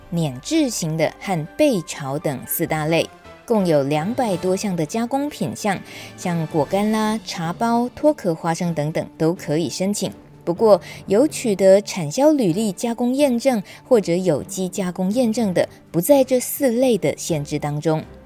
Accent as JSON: {"language": "Chinese", "region": "Yilan County", "country": "Taiwan", "said": "我来自宜兰"}